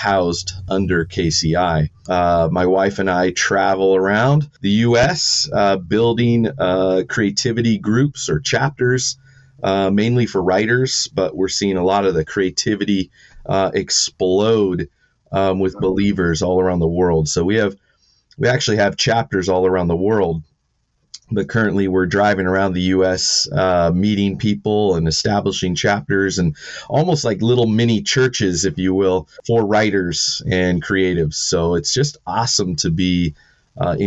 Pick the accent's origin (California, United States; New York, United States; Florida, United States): California, United States; San Diego; Born and raised in San Diego or California